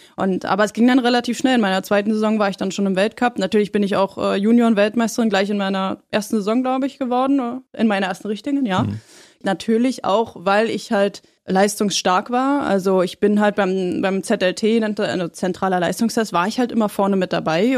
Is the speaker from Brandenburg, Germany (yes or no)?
yes; Schöneiche, Brandenburg, Germany; also born or lived in Berlin; now in Potsdam, Germany; seitdem ich fünf bin, habe ich bei meinen Eltern gelebt in Schöneiche